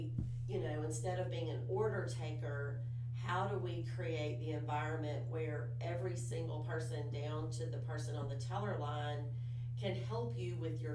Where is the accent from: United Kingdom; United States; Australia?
United States; Daphne, Alabama; I grew up in Daphne, Alabama